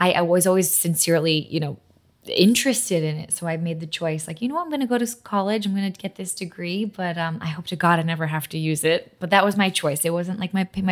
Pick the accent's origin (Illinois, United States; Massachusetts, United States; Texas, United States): Massachusetts, United States; first language Polish; English is a second language; moved away as an adult; also born or lived in New York; now in Los Angeles, United States; My mom and dad are from Poland. I was born and raised in Massachusetts. Polish is my first language.